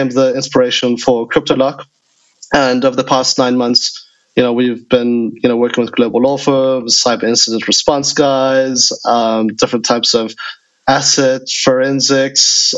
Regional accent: South Africa; moved away; also born or lived in United States / China; I grew up in South Africa, studied in the US, was one of the first people on fintech in China for 10 years

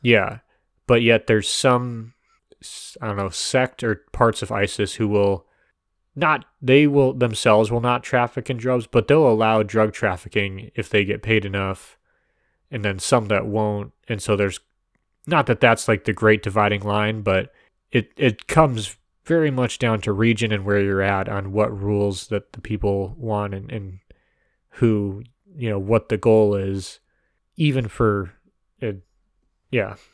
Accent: United States; we are American

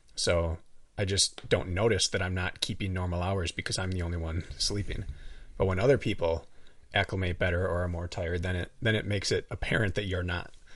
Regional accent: Wisconsin, United States; accent: up north; also born or lived in Milwaukee; I say a little differently than, like, the rest of Milwaukee. It's a little more up north

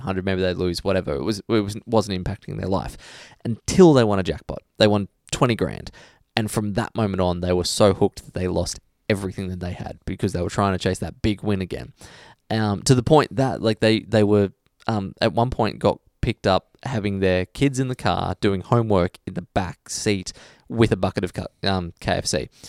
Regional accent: Australia; as an Australian

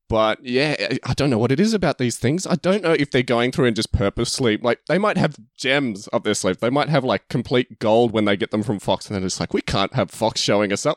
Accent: Australia; we're Australian, King's Men and King's Man sound exactly the same when we say it

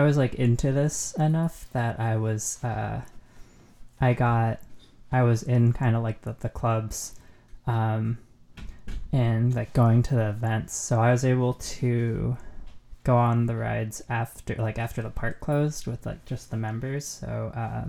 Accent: Southern California, United States; moved away; I grew up in Southern California. I'm actually back there right now since it's for the holidays.

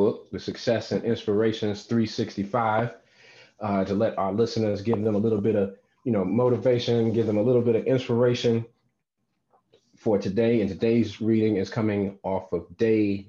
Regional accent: North Carolina, United States; moved away; my home state of North Carolina

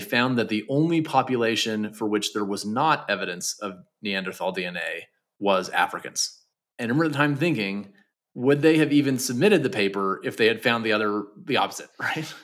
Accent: Canada; I'm from Canada

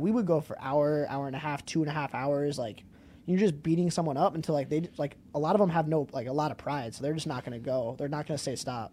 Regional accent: Wheaton, Illinois, United States; also born or lived in Greeley, Colorado; Moved here when I was nine.

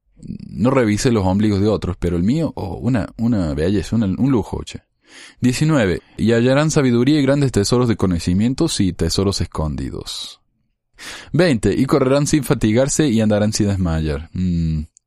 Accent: Argentina; Como argentino

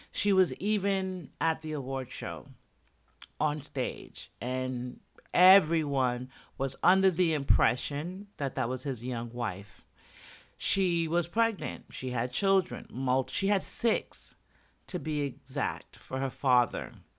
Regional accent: New York, United States; also born or lived in Jamaica; I'm from New York, Jersey's right there, the tri-state area

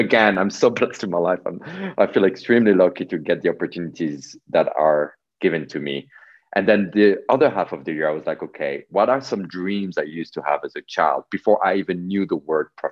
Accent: Switzerland; also born or lived in New York City; I was born in Switzerland from Polish parents. I grew up here

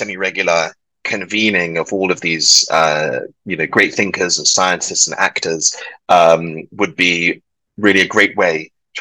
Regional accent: London, United Kingdom; moved away; also born or lived in Edinburgh, United Kingdom; I'm British and of Welsh stock, but born and raised in London.

